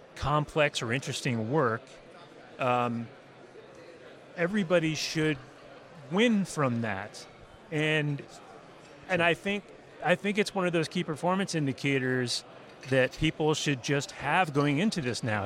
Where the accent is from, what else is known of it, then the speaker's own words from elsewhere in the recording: Massachusetts, United States; I grew up in Massachusetts